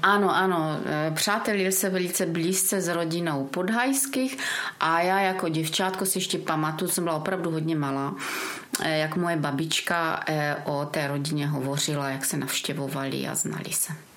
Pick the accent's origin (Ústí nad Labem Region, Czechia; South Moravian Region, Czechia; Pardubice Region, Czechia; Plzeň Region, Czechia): South Moravian Region, Czechia; Brno; born or raised there; moved away as an adult; now in Mansberk, Czech Republic